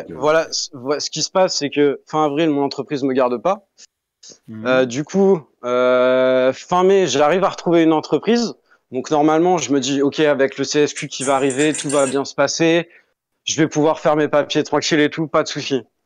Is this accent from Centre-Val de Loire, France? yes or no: yes; Tours, Centre-Val de Loire, France; moved away as an adult; also born or lived in Dubai; now in Canada; Je viens de Tours. Je viens de Tours en France.